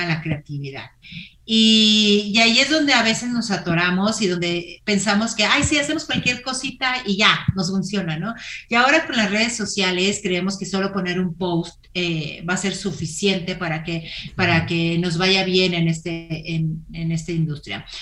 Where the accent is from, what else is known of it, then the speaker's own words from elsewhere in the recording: Torreón, Coahuila, Mexico; moved away as an adult; now in Mexico City, Mexico; yo soy de Torreón, en el solazo de Torreón, y allí corría